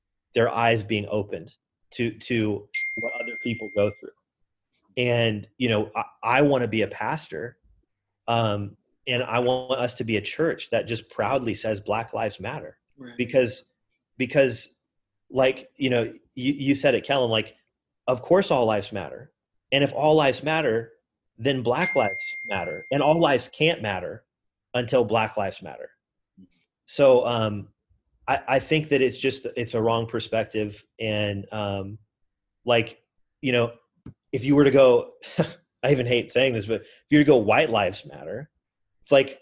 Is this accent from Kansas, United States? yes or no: yes; Kansas, United States; now in Detroit, United States; I grew up in Kansas. So I grew up in like the middle of the Midwest of the United States.